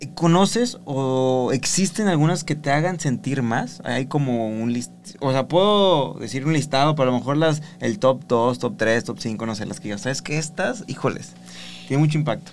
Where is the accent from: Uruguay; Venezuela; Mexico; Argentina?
Mexico; Socialmente los mexicanos celebramos la vida